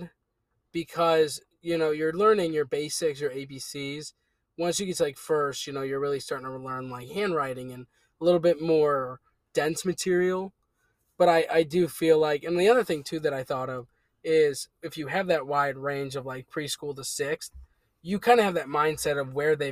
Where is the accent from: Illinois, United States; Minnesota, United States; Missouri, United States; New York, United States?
Illinois, United States; suburbs of Chicago; the suburbs of Chicago are home.